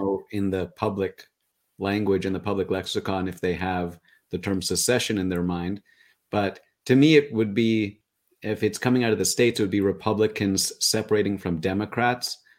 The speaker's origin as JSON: {"language": "English", "country": "Canada", "said": "as a Canadian"}